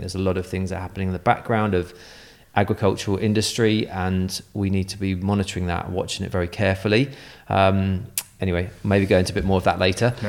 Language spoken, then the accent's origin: English; Guildford, South East England, United Kingdom; moved away; also born or lived in Boscombe; I'm from Guildford in Surrey